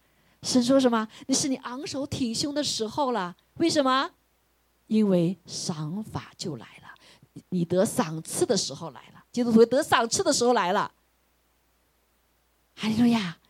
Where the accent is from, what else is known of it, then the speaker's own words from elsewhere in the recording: China; 我们中国人说一句话，不是不报，时候未到。